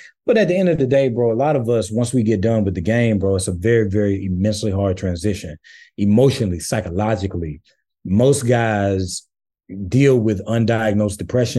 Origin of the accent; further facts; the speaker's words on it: St. Matthew, South Carolina, United States; You know, where I'm from St. Matthew, South Carolina, bro, like, not much works for us.